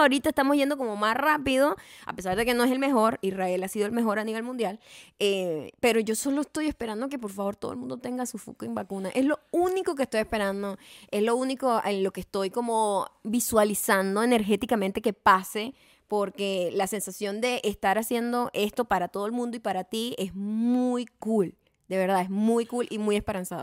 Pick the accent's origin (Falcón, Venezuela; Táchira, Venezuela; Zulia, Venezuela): Falcón, Venezuela; Punto Fijo